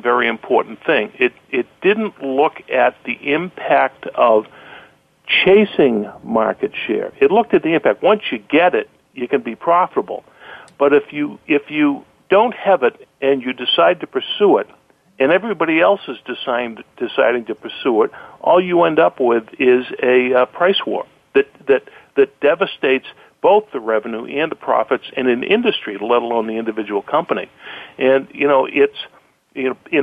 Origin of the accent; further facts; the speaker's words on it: Boston, Massachusetts, United States; accent: Boston; my Boston accent